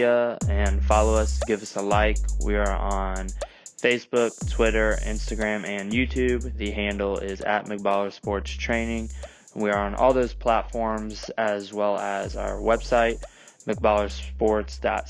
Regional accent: Indiana, United States; moved away as an adult; also born or lived in Nashville, Tennessee / North Dakota; drove 300 miles from my hometown in Indiana down to Nashville, Tennessee

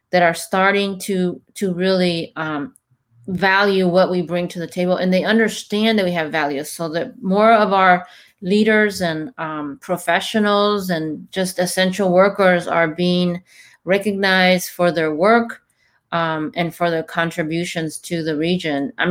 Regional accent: Mexico; moved away; we're both immigrants from Mexico.

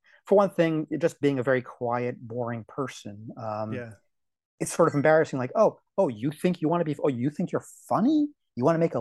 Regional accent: D.C., Maryland, United States; moved away as an adult; also born or lived in Portland, Oregon; I grew up in Maryland, just outside of Washington, D.C.

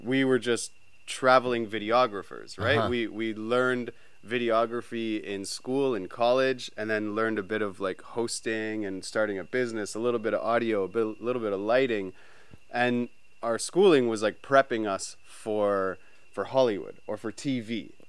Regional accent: Brampton, Ontario, Canada; We grew up in Canada, near Toronto, in a little town called Brampton.

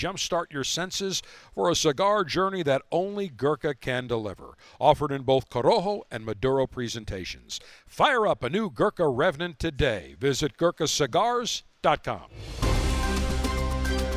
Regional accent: Northeast, United States; now in Tampa, United States; growing up in the Northeast

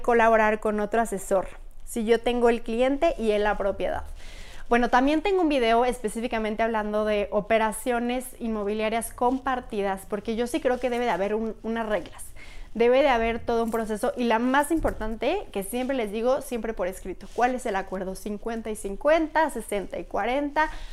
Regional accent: Pachuca, Hidalgo, Mexico; moved away as an adult; also born or lived in Querétaro; now in Mexico City, Mexico; soy de Pachuca, he vivido casi toda mi vida en Pachuca

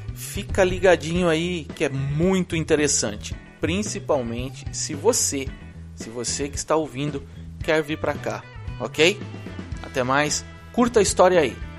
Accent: Brazil; moved away as an adult; also born or lived in Orlando, United States; now in Orlando area, United States; Eu vim de lá do Brasil em 2005.

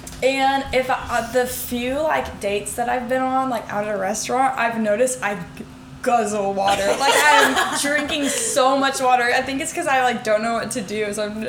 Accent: Kennesaw, Georgia, United States; I grew up in Kennesaw

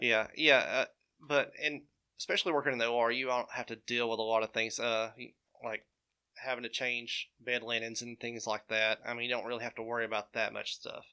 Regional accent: Nauvoo, Alabama, United States; also born or lived in Birmingham, Alabama; I was born and raised in Nauvoo, Alabama.

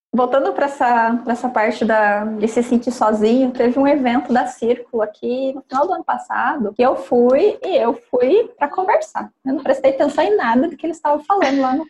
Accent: Carlópolis, Paraná, Brazil; moved away; Ali na onde eu nasci, né, que é norte pioneiro do, do Paraná, divisa do estado de São Paulo

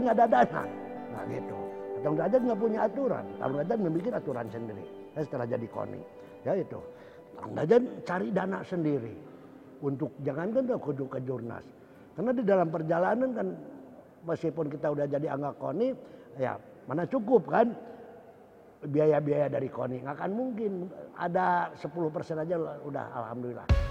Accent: Bandung, West Java, Indonesia; saya waktu hidup masa kecil di Tegalega

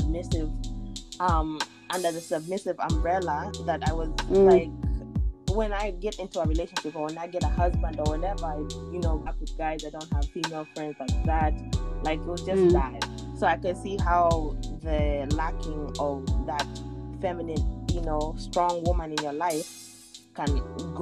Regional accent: United States; I grew up here in America for like the last 18 years

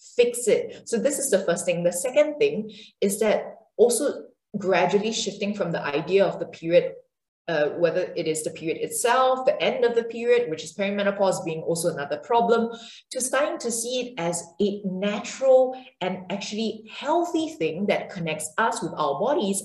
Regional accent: Singapore; I come from Singapore and uh, an Asian background

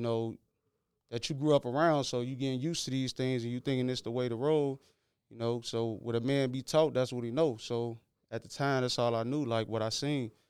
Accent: Chicago, Illinois, United States; I'm from Chicago Avenue, out the west side

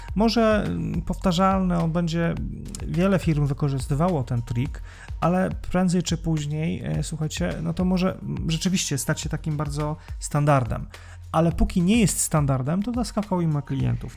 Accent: Białystok, Podlaskie Voivodeship, Poland; accent: Białystok; moved away; pochodzę z, e, ze stolicy Podlasia

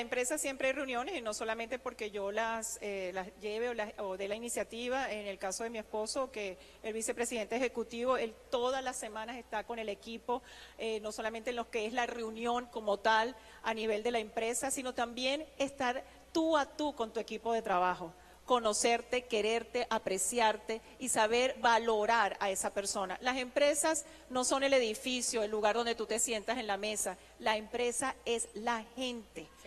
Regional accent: Venezuela; moved away as an adult; nosotros los venezolanos

